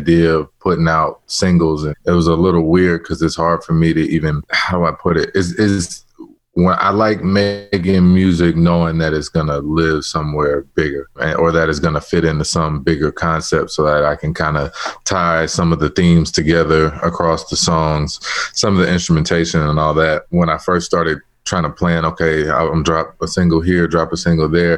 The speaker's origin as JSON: {"language": "English", "town": "Chicago", "region": "Illinois", "country": "United States", "said": "I'm from Chicago. I'm from a cold place."}